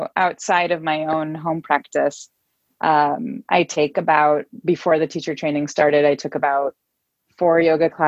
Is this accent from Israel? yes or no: yes; Israel; moved away as an adult; now in Oakland, United States; I live in Oakland, California. I'm originally from Israel and have been living in the Bay Area since 2011